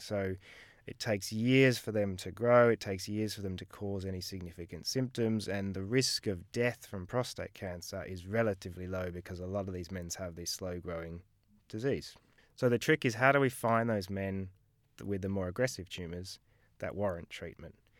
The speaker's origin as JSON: {"language": "English", "town": "Melbourne", "region": "Victoria", "country": "Australia", "moved": "as an adult", "lives_now": "United Kingdom", "said": "I'm originally from Melbourne, did medical school here, worked as a junior doctor here"}